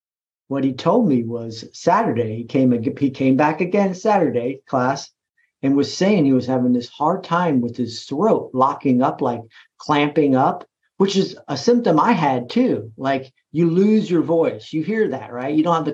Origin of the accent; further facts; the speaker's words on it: East Coast, United States; I'm from the East Coast. I've never heard, you know, it's like, okay, well, let's just think of this as exercise then.